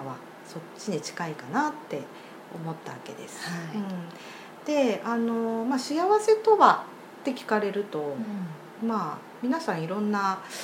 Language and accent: Japanese; Sapporo, Hokkaido, Japan; 私はずっと札幌に生まれ育ったんで